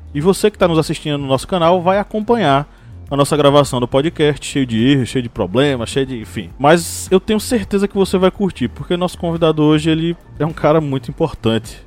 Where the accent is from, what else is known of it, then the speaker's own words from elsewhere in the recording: Uauá, Bahia, Brazil; minha cidade natal, Uauá, incrustada no norte da, no norte da Bahia